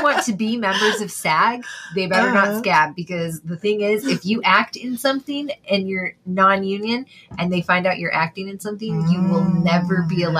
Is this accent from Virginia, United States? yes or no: no; California, United States; the Californian here.